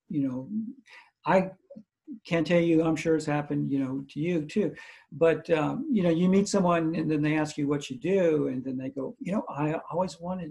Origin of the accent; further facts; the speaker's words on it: Missouri, United States; now in Pensacola, United States; I grew up in Missouri